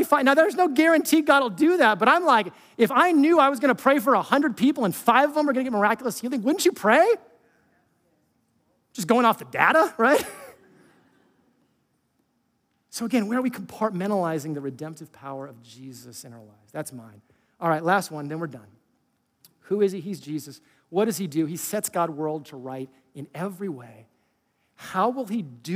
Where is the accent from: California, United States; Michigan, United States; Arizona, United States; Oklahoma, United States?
California, United States; I was from California